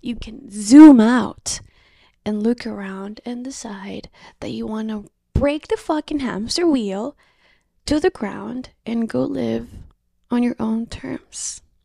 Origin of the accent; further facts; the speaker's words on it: Colombia; moved away; I'm welcoming you from Colombia. I'm greeting you from my home country.